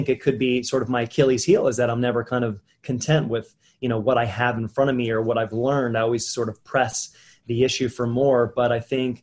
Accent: Wilmington, Delaware, United States; I was born and raised in Wilmington, Delaware, the first state, and I grew up here

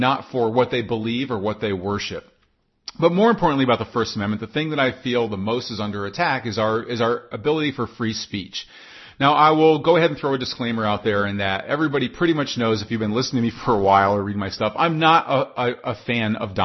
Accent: United States; I'm an American.

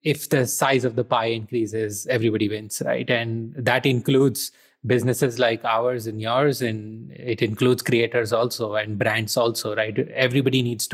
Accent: India; moved away; I am originally from India

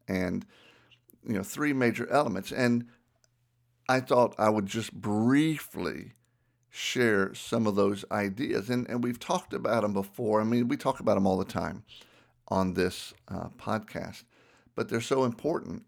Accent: Southern, United States; accent: Southern; my Southern accent

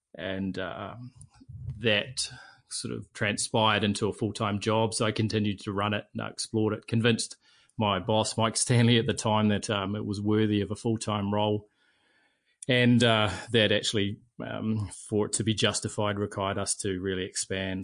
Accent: Auckland, New Zealand; I grew up in Mount Albert. I was a mags boy, uh, very local to the school

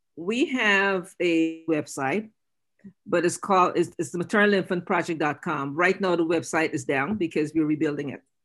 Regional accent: Guyana; moved away

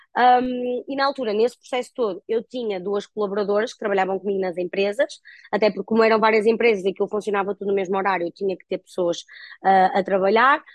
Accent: Guimarães, Norte, Portugal; also born or lived in Porto; aos 18 anos eu mudei-me, eu sou natural de Guimarães, uh, fui viver para o Porto

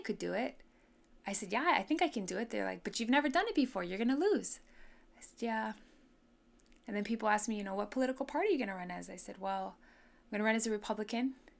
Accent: Honolulu, Hawaii, United States; also born or lived in Kahuku, Hawaii / Waianae, Hawaii; we grew up in Hawaii Kai when I was five all the way till I graduated.

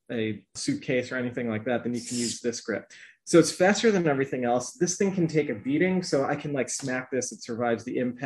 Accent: Chicago suburbs, Illinois, United States; my parents are originally from Pakistan, and I was born in the Chicago suburbs along with me and my brothers.

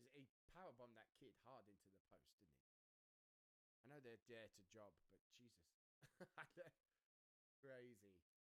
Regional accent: United Kingdom; as a Brit

